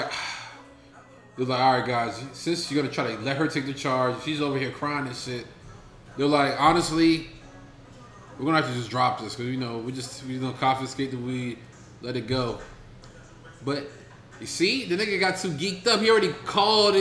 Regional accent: Baltimore County, Maryland, United States; I'm not from here. I am from Baltimore County, not the city.

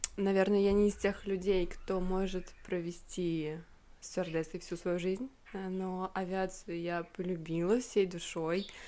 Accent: Volgograd, Volgograd Oblast, Russia; Это, кстати, аэропорт в моем родном городе. Это аэропорт Гумрак. Волгоград

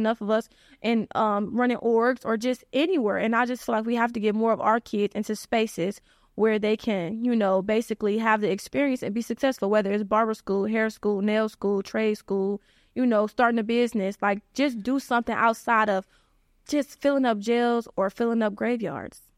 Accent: Cleveland, Ohio, United States; I'm from the Cleveland area.

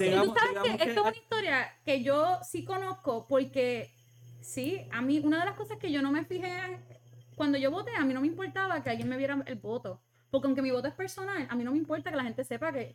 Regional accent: Puerto Rico; nosotros somos parte de Estados Unidos y, y tenemos muchos familiares y puertorriqueños que están en Estados Unidos

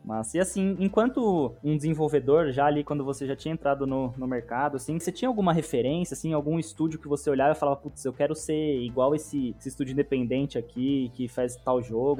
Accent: Araraquara, São Paulo, Brazil; eu cresci em Araraquara, né, uma cidade do interior aqui de São Paulo

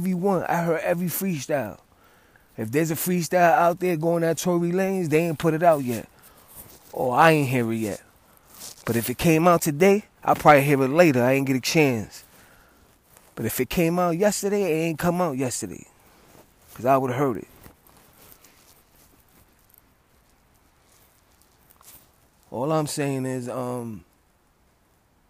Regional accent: New York City, New York, United States; I'm from the Bronx

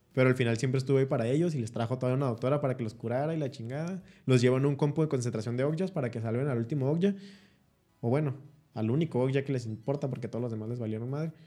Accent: Chihuahua, Mexico; el Chihuahua, el México del Norte somos nosotros

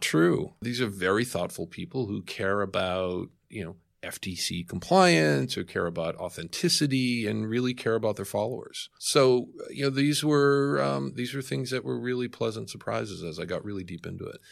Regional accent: Boston, Massachusetts, United States; now in New York, United States; I am from Boston

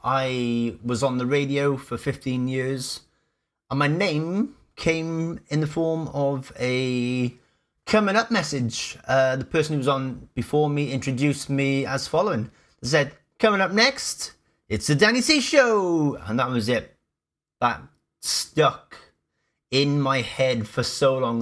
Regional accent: Cardiff, Wales, United Kingdom; I am born and raised in Cardiff. Yes, I'm a Welsh boy.

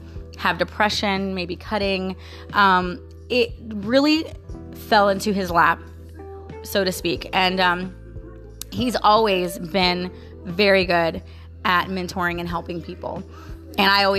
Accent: Florida, United States; also born or lived in St. Petersburg, Florida / Orlando, Florida; I was born and raised here in Florida

